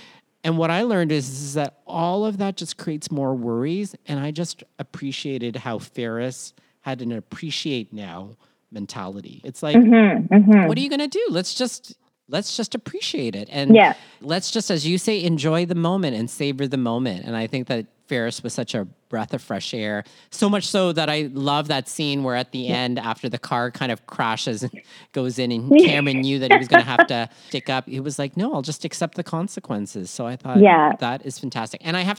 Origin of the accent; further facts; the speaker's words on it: Philippines; part of this collectivist-based culture that we call being Filipino